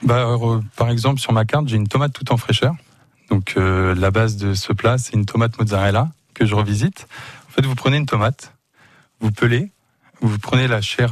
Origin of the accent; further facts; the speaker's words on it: Le Mans, Pays de la Loire, France; also born or lived in Canada; je suis revenu sur ma ville natale. Je suis natif du Mans